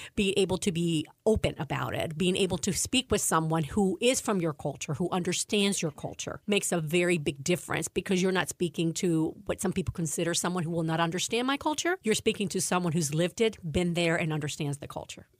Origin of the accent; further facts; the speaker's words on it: Cuba; also born or lived in Maryland, United States; now in United States; I was born in Cuba, and we came as part of the refugees that came in the, in the nineteen sixties